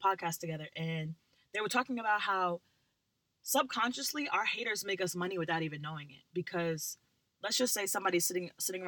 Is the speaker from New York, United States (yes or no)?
yes; Long Island, New York, United States; We live in Long Island, but we had moved to a kind of like, it was 15 minutes away from like our actual hometown